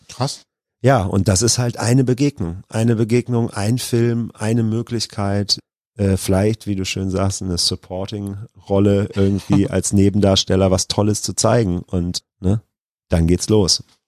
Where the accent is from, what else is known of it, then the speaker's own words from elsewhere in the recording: Krefeld, North Rhine-Westphalia, Germany; also born or lived in Duisburg; ich bin in Duisburg geboren, aber das ist nur, weil da die beste Geburtenklinik zu der Zeit war und ich bin in Krefeld aufgewachsen